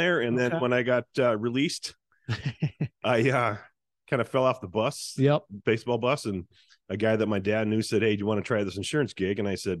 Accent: Forest Lake, Minnesota, United States; I grew up actually in the Forest Lake area.

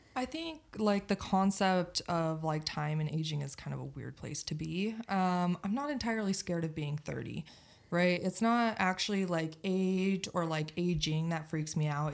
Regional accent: Utah, United States; born and raised in Utah

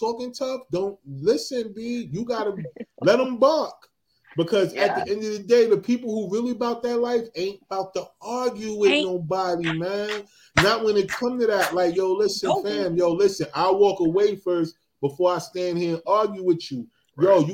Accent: New Jersey, United States; I'm from Jersey

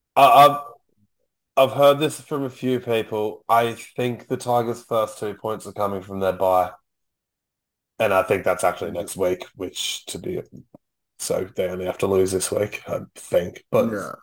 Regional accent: Gold Coast, Queensland, Australia; we grew up on the Gold Coast

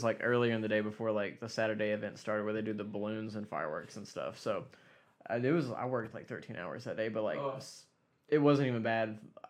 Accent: Kingsport, Tennessee, United States; I've lived in Kingsport my whole life.

